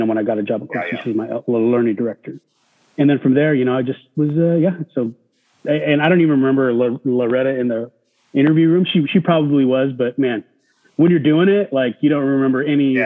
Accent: Kerman, California, United States; also born or lived in Fresno, California; I grew up in Kerman Unified. It was about, I don't know, 15 minutes west of Clovis and Fresno

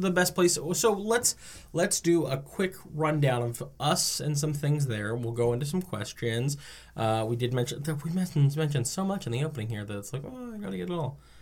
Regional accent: New Jersey, United States; I'm from New Jersey.

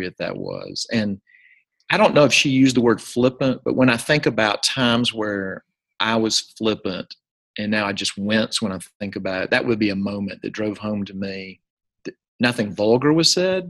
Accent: Jackson, Mississippi, United States; This is at First Presbyterian Day School in my hometown, Jackson, Mississippi

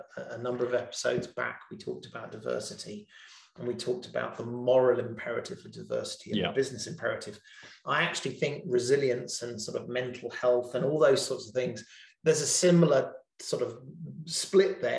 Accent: England, United Kingdom; being English

